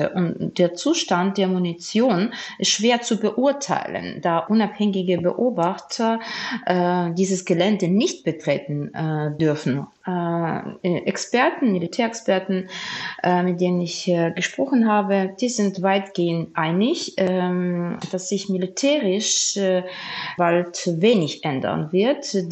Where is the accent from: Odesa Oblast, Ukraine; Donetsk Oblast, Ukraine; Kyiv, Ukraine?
Odesa Oblast, Ukraine; Odesa; Transnistrien liegt etwa 100 Kilometer östlich von meiner Heimatstadt äh, von Odessa